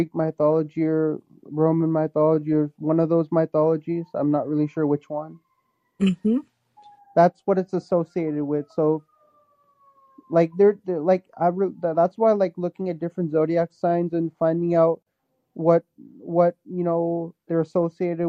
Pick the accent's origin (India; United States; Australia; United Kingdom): India; I'm Hindu, like that's my like I'm Indian